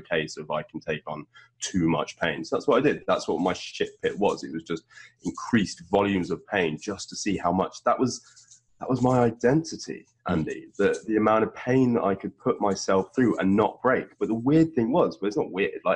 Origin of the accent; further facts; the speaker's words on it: United Kingdom; From my vernacular, which I am British